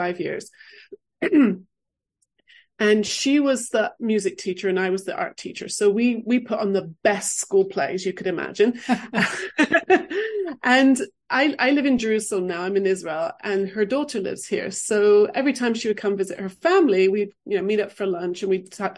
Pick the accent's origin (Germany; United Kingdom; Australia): United Kingdom; England; moved away; also born or lived in London / California; I grew up in England